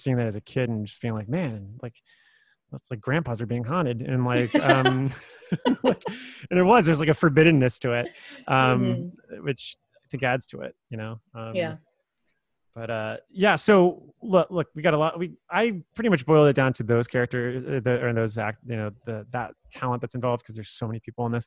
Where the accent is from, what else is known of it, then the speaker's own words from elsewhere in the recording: South Florida, United States; I'm from South Florida.